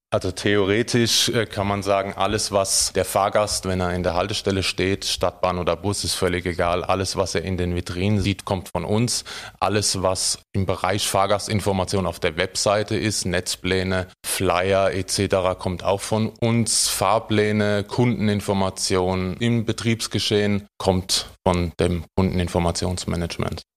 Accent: Heidelberg, Baden-Württemberg, Germany; als äh, Heidelberger, Badener

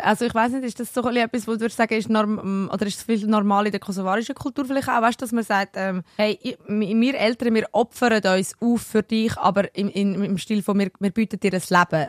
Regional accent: Switzerland; bei uns in der Schweiz

